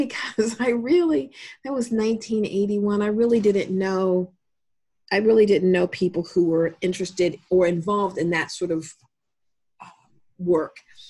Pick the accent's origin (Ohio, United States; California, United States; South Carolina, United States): Ohio, United States; Columbus; I'm actually from Columbus, and so this is home